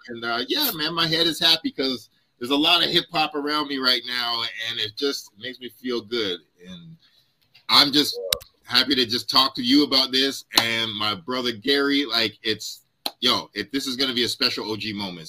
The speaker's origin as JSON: {"language": "English", "town": "Ottawa", "region": "Ontario", "country": "Canada", "tie": "born or raised there", "also_born_or_lived": "Toronto", "said": "did high school in Ottawa"}